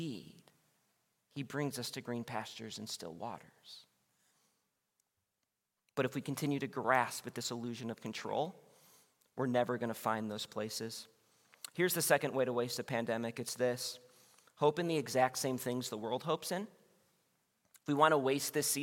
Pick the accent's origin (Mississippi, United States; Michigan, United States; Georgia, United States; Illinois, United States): Illinois, United States; Wheaton; I was born in Wheaton, Illinois, which is a suburb of Chicago